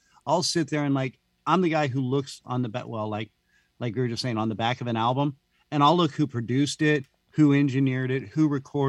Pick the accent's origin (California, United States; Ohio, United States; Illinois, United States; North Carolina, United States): California, United States; Bay Area; we're from the Bay Area.